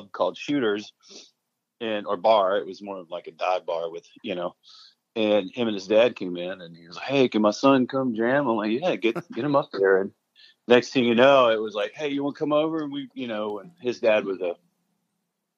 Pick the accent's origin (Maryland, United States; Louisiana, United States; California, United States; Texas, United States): Louisiana, United States; Shreveport; now in Nashville, United States; I grew up in Shreveport, Louisiana